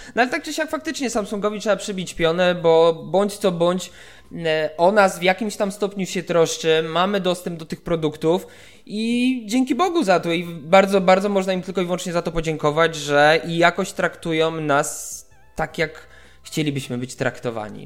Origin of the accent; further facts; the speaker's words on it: Warsaw, Masovian Voivodeship, Poland; moved away as an adult; now in Wrocław, Poland; ja też warszawiak jestem, nie? Więc urodziłem się w Warszawie, 25 lat w Warszawie spędziłem